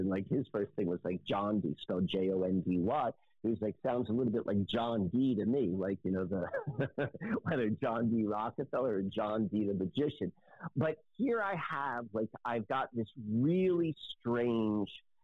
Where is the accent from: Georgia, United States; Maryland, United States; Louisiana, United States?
Maryland, United States; now in Lancaster, United States; I didn't grow up in where I live in Lancaster right now. I grew up in Maryland